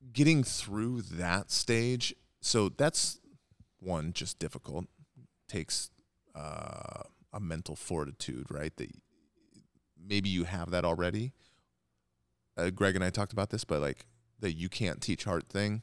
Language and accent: English; Edmonds, Washington, United States; I grew up in Edmonds